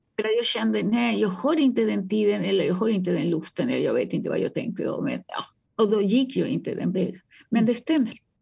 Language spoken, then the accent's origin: Swedish; Uruguay; Swedish is a second language; now in Sweden; jag kommer ursprungligen från Uruguay och jag var väldigt, väldigt fattig där, så jag fick eh, arbeta med att rensa fisk